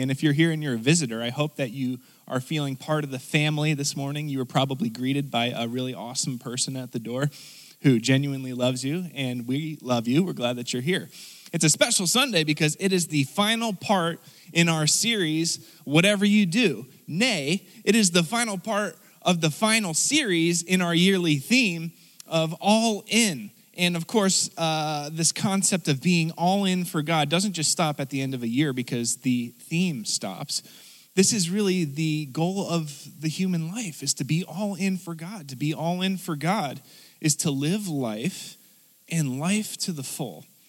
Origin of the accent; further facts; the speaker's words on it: United States; as American people